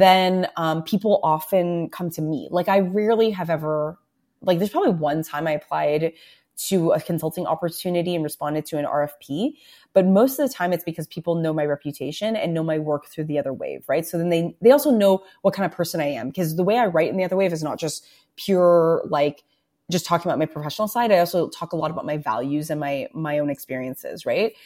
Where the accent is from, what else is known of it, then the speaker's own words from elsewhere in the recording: Toronto, Ontario, Canada; I'm born and raised in Toronto, right? So when I was growing up in Scarborough